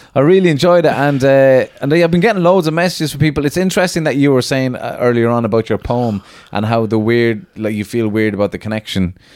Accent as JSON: {"language": "English", "country": "Ireland", "said": "being Irish"}